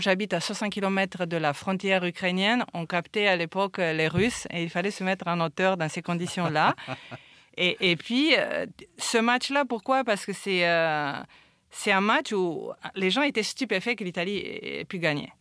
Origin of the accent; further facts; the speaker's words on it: Romania; also born or lived in London / New York; now in France; je suis roumaine